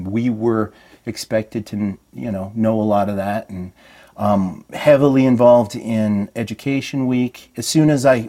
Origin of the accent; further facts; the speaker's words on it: American Fork, Utah, United States; I grew up in American Fark, Utah.